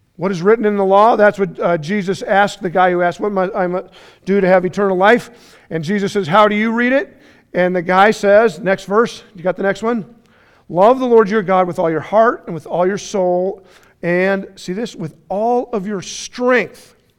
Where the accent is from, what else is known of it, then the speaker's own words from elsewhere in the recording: Colorado, United States; I'm from Colorado